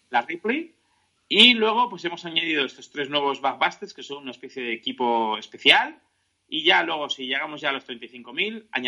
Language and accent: Spanish; San Sebastián, Basque Country, Spain; esto es Armageddon Comics, que es una tienda de Donosti, yo soy de Donosti, y es una tienda pues, que yo ya eh, y, he puesto el ejemplo, ¿vale?